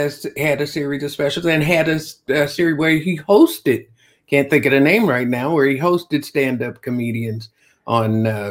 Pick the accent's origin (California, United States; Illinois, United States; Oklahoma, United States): Illinois, United States; Chicago; I came from Chicago, where Tom Dreesen had been doing a, that's how I started.